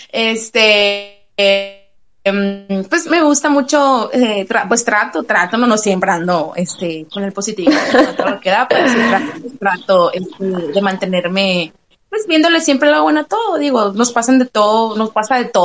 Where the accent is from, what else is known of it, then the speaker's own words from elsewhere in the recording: Sonora, Mexico; accent: bronco; acento bronco, no fuerte, porque tenemos la voz fuerte aquí en Sonora